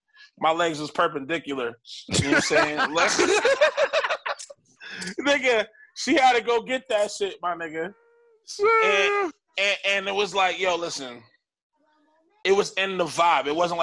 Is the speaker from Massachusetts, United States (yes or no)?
yes; Roxbury, Massachusetts, United States; I'm from Roxbury, bro.